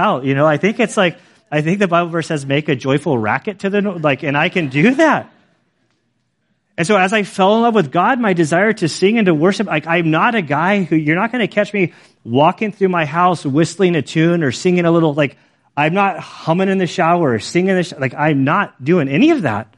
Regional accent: United States; moved away; growing up in Lake Tahoe, going back there all the time

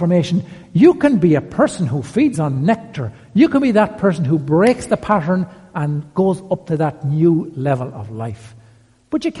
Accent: County Westmeath, Leinster, Ireland; I grew up in County Westmeath

